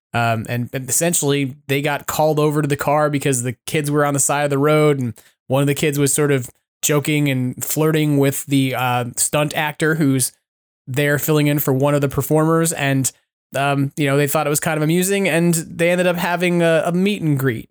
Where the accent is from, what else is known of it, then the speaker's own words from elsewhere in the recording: New York City, New York, United States; I was born and raised in New York